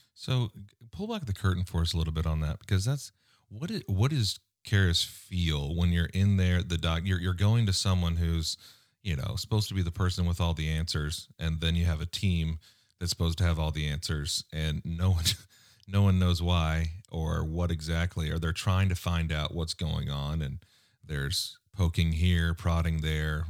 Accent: United States; as an American

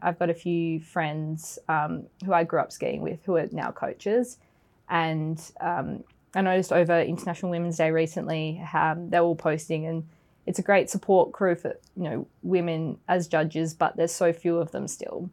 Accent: Australia; moved away as an adult; now in London, United Kingdom; I'm originally from Australia, so I've been in the UK for about two years now

